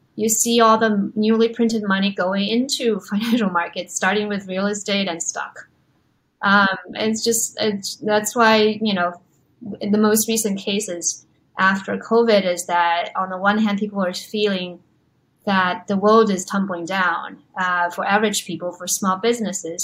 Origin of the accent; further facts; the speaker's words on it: China; moved away; also born or lived in Los Angeles / New York; I grew up in China